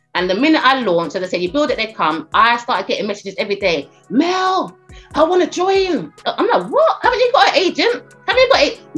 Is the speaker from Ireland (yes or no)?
no; United Kingdom; also born or lived in Caribbean; I'm British and Caribbean.